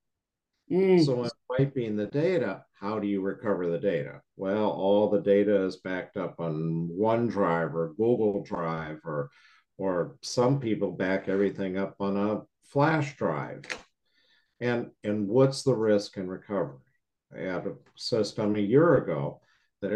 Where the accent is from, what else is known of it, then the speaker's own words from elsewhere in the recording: Chicago, Illinois, United States; moved away; I'm from the Midwest